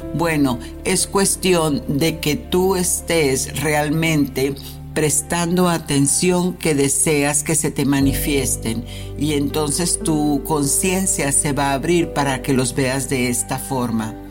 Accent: Mexico City, Mexico; moved away; nos estamos conectando a la Ciudad de México, por supuesto, bella y hermosa, de donde soy natal

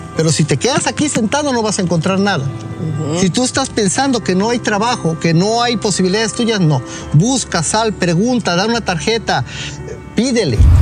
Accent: Monterrey, Nuevo León, Mexico; moved away as an adult; also born or lived in Mexico City; now in United States; Yo soy nacido en Monterrey, Nuevo León y viví en México, Distrito Federal.

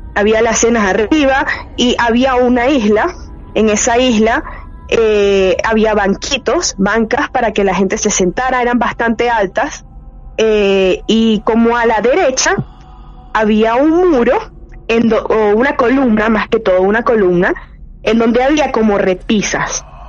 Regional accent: San José de los Altos, Miranda, Venezuela; also born or lived in Caracas, Venezuela; now in Panama; Yo nací en Caracas, en la ciudad de Caracas, pero desde chiquita viví en un pueblito que queda como a 45 minutos de Caracas, que se llama San José de los Altos.

